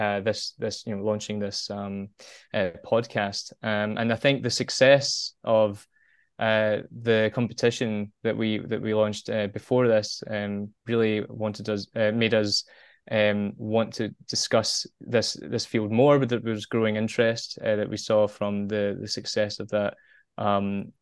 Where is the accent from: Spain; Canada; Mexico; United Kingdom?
United Kingdom; Glasgow, Scotland; moved away as an adult; now in Japan; originally sort of born and bred in Glasgow, Scotland.